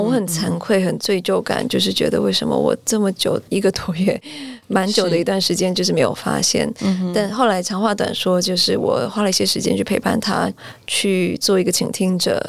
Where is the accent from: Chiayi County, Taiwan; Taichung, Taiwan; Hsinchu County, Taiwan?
Taichung, Taiwan; moved away as an adult; also born or lived in United States; 我是台中读到高中毕业，然后在台中读到高中毕业